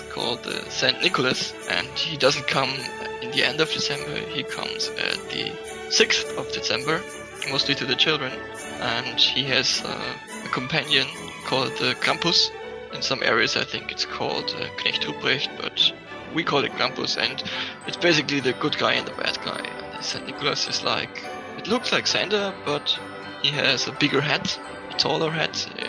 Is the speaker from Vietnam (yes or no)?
no; Germany; from Germany